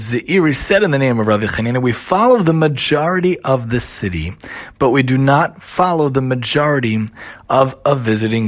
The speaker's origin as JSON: {"language": "English", "town": "New York City", "region": "New York", "country": "United States", "tie": "born or raised there", "said": "I grew up in Staten Island"}